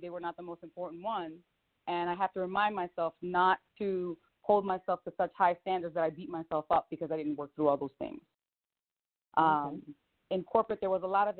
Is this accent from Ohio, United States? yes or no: no; Philadelphia, Pennsylvania, United States; now in Las Vegas, United States; I'm from Philly